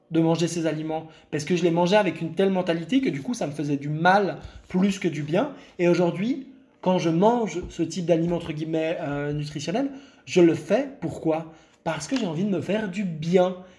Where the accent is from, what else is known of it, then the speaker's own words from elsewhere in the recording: Lebanon; je suis né au Liban, je viens du Liban